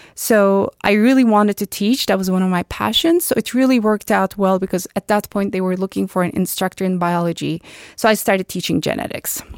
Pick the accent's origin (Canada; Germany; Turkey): Turkey; Istanbul; moved away as an adult; now in United States; I was born and raised in Turkey, in Istanbul, Turkey